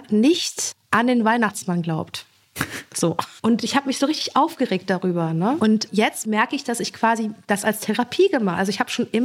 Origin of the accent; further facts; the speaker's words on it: Soest, North Rhine-Westphalia, Germany; born there; Und ich wurde dann in Soest geboren, in einem Militärkrankenhaus.